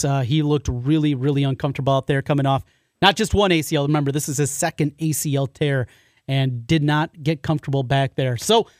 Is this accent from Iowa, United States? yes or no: yes; Osage, Iowa, United States; We grew up in Osage.